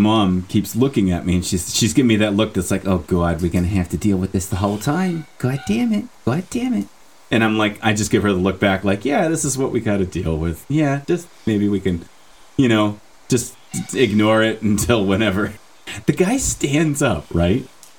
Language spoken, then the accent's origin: English; Newark, New Jersey, United States; I just talk like this because I'm from Newark.